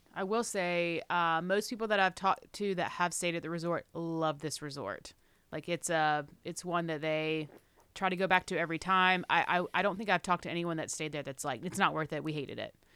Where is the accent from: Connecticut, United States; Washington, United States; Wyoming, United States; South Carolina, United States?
South Carolina, United States; Charleston; I grew up in Charleston